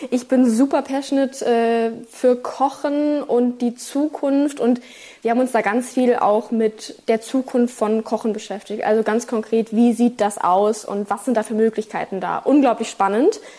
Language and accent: German; Berlin, Germany; Ich bin ja aus Berlin